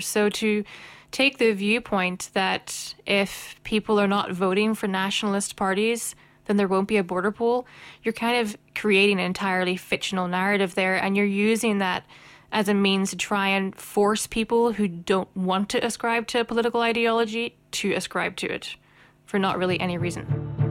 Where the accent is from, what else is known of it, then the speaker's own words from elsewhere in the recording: Northern Ireland, United Kingdom; I have come out as one of the others in Northern Ireland.